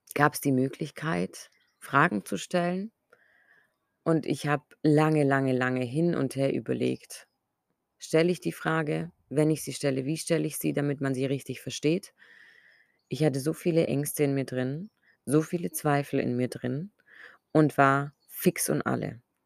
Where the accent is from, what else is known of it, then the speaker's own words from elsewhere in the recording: Ulm, Baden-Württemberg, Germany; meine Heimatstadt, wo ich lebe, nach Ulm